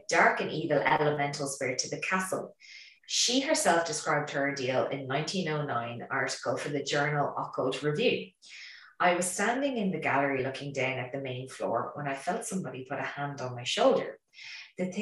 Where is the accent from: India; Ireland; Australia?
Ireland; because we're Irish